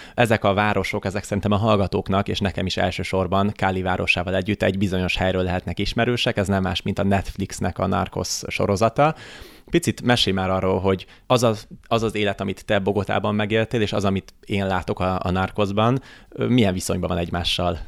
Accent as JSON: {"language": "Hungarian", "country": "Hungary", "said": "magyar vagyok"}